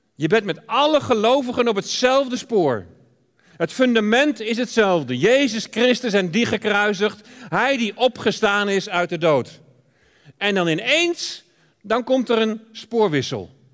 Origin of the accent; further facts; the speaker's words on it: Deventer, Overijssel, Netherlands; moved away; Wij komen oorspronkelijk uit Deventer